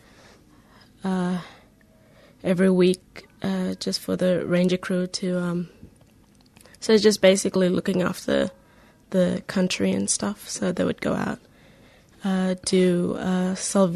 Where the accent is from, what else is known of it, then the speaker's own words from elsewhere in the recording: Jabiru, Northern Territory, Australia; I'm from Jabiru, and I am part of the Mirada clan